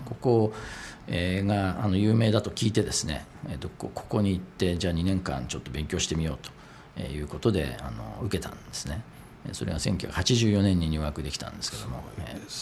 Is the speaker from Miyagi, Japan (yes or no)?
no; Karuizawa, Nagano, Japan; 僕はあの軽井沢で生まれて育って